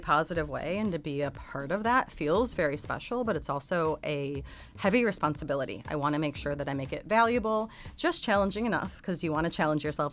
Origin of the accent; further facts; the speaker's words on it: United States; I'm an American